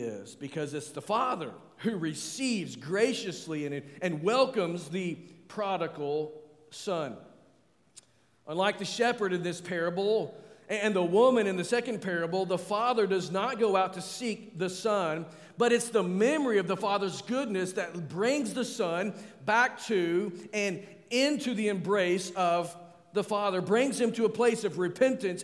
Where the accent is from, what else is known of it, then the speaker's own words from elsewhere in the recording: Arkansas, United States; I'm from Arkansas, where we celebrate the Razorback